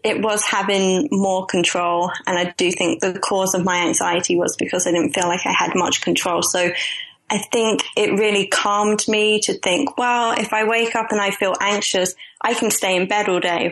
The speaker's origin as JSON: {"language": "English", "region": "London", "country": "United Kingdom", "said": "I'm originally from London"}